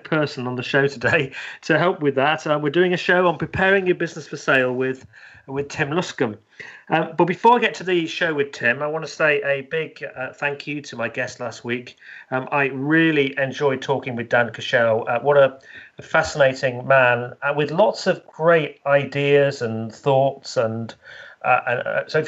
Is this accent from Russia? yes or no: no; the north of England, United Kingdom; accent: northern; moved away as an adult; also born or lived in London; now in Leicestershire, United Kingdom; I'm actually from the north, so I say things like love and bath.